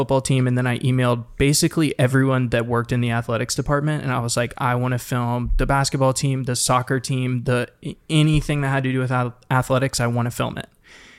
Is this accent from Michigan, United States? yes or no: no; Savannah, Georgia, United States; moved away as an adult; also born or lived in Auburn, Alabama; now in Los Angeles, United States; Savannah, Georgia.